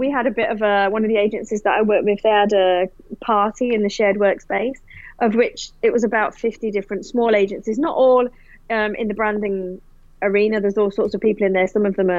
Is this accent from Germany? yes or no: no; United Kingdom; now in Australia; And look, in all honesty, I'm still British as well as I am Australian.